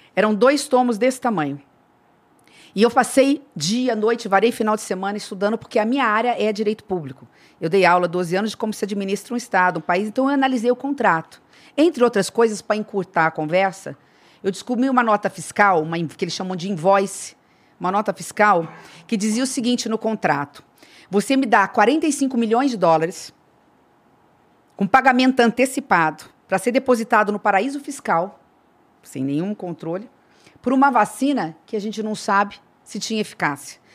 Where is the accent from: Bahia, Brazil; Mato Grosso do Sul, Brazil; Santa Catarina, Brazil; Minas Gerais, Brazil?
Mato Grosso do Sul, Brazil; Três Lagoas; Eu virei a primeira mulher prefeita da minha cidade natal, Três Lagoas, que é divisa aqui com o estado de São Paulo.